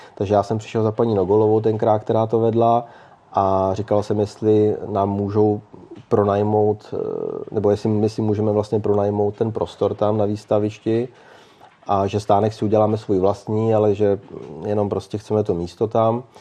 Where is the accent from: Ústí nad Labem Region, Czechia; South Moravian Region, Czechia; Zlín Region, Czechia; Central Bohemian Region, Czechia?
Central Bohemian Region, Czechia; Mnichovo Hradiště; jsem prostě z Mnichova hradiště